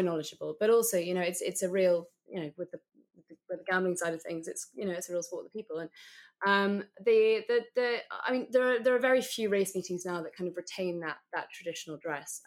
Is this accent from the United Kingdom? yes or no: yes; London, United Kingdom; I, am actually a born and bred Londoner